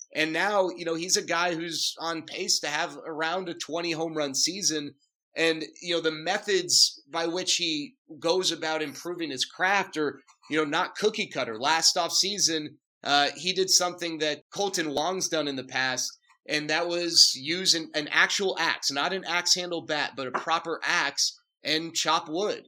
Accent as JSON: {"language": "English", "town": "Dallas", "region": "Texas", "country": "United States", "tie": "born or raised there", "also_born_or_lived": "California", "moved": "as an adult", "said": "born and raised in Dallas. I went to school in California, ah. but I uh, grew up grew up in Dallas"}